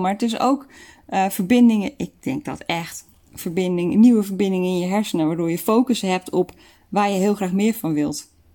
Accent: Netherlands; we daar als Nederlanders

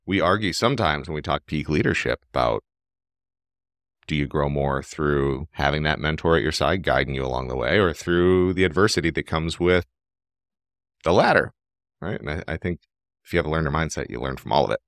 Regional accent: Cleveland, Ohio, United States; I was born and raised in Cleveland, Ohio. My family's been here for a while.

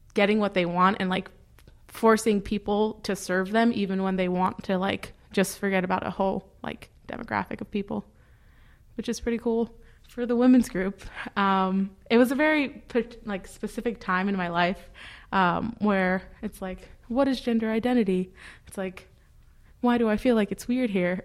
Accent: New York City, New York, United States; I'm from the Bronx, and I spend a spent a lot of my time in Hunts Point

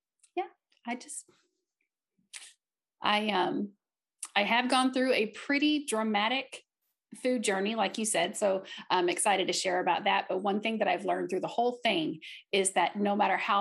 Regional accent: Southeast Missouri, United States; I am from Southeast Missouri

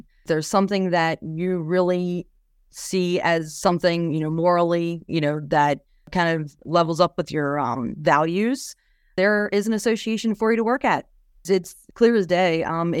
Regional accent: West Virginia, United States; So on a 250-acre beef cattle farm, provided a lot of open space. One of my most vivid memories while growing up on the farm was that for Christmas, whenever I was 15, I received a go-kart.

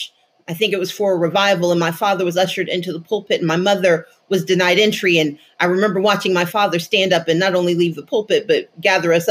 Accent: Mississippi, United States; I grew up in Mississippi

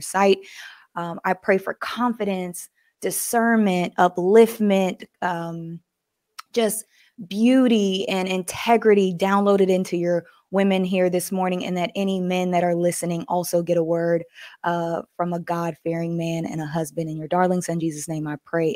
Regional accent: the South, United States; I was just raised to be nice, especially growing up in the South, you speak to everybody

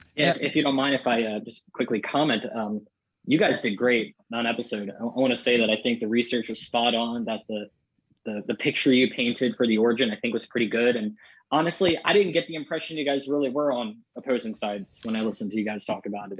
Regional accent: Maryland, United States; I grew up, um, I'm from Maryland and I grew up in the countryside.

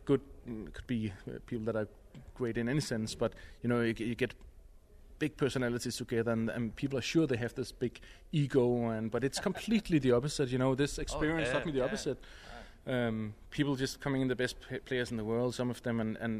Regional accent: Denmark; now in Tel Aviv, Israel; I grew up in Denmark and I picked up the pipes at the age of 9

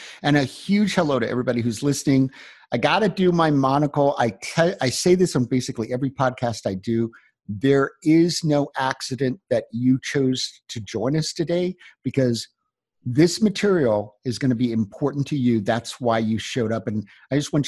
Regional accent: Florida, United States; now in Denver, United States; I grew up in Florida

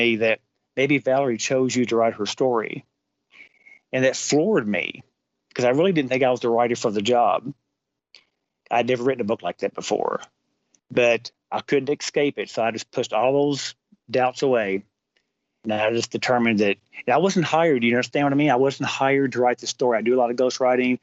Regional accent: Kentucky, United States; I'm from Kentucky

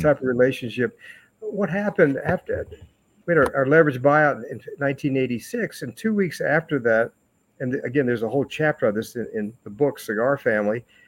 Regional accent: Cleveland, Ohio, United States; We we're from Cleveland.

